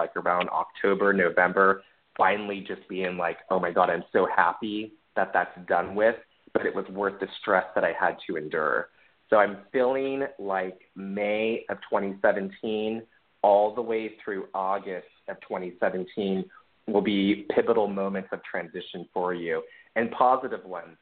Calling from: New York City, New York, United States; I'm calling from Harlem.

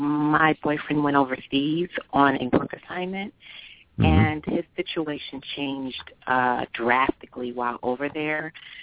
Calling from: Delaware, United States; I'm calling from Delaware.

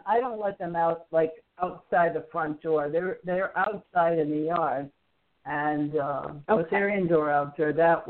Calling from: Alabama, United States; I'm calling from Alabama.

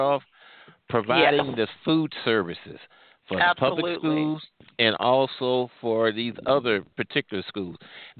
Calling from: St. Louis, Missouri, United States; I'm calling from the St. Louis area.

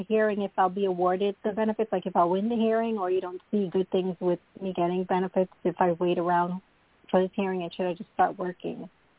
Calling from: Long Island, New York, United States; I'm calling from New York, Long Island, New York.

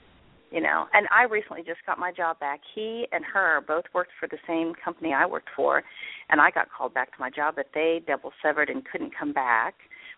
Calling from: Indianapolis, Indiana, United States; I'm calling from Indianapolis, Indiana.

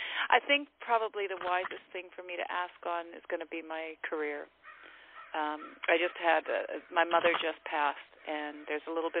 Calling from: British Columbia, Canada; I am calling from British Columbia in Canada.

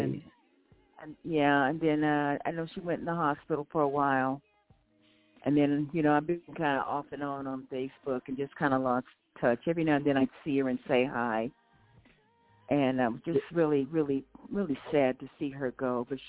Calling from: Moreno Valley, California, United States; I'm calling from Moreno Valley.

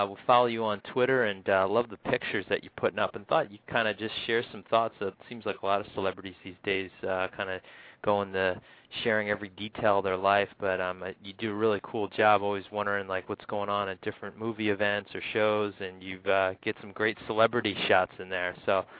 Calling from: Massachusetts, United States; Hey, Michael. … from Massachusetts.

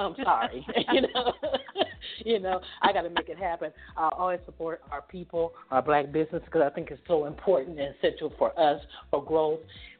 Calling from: Atlanta, Georgia, United States; I'm calling from Atlanta, Georgia.

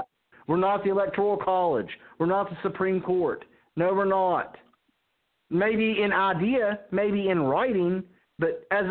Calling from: South Carolina, United States; I'm calling from South Carolina.

